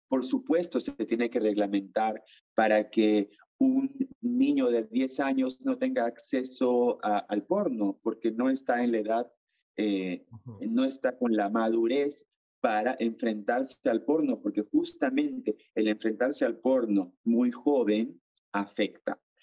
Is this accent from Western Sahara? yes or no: no; Iquitos, Loreto, Peru; also born or lived in Lima, Peru / Chile; now in France; yo soy de Iquitos, de la selva del Perú